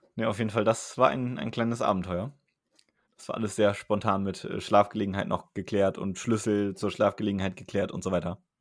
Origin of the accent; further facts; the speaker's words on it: Germany; now in Bremen, Germany; Mainz-Wiesbaden, meiner Heimat